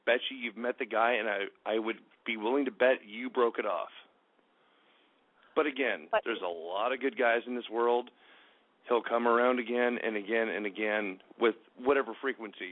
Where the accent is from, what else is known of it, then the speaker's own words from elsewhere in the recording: Southern California, United States; moved away as an adult; now in East Coast, United States; I'm from Southern California originally. I was in the military, ended up here on the East Coast